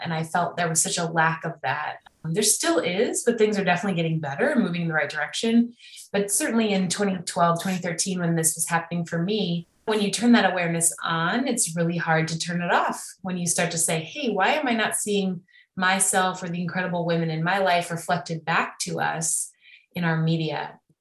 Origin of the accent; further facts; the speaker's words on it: Evanston, Illinois, United States; moved away as an adult; also born or lived in Miami, Florida; now in Los Angeles, United States; We grew up in Evanston, Illinois together